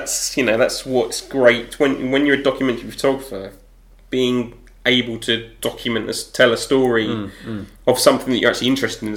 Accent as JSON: {"language": "English", "town": "Deal", "region": "South East England", "country": "United Kingdom"}